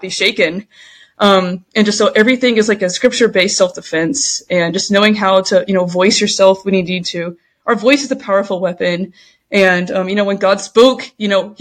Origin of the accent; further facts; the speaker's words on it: Allen, Texas, United States; moved away as an adult; also born or lived in Louisiana / West Coast; I grew up in Texas, in Allen, Texas, went to Allen High School